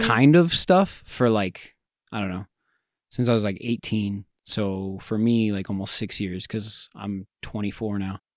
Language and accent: English; Greeley, Colorado, United States; I'm from Greeley